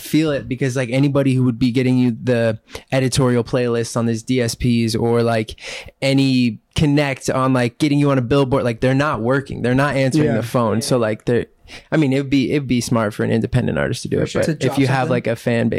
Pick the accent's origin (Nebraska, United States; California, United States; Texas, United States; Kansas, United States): Nebraska, United States; Omaha; now in Los Angeles, United States; we're from, I mean, I know you're from Huntington, right? Yeah. But like Omaha, Nebraska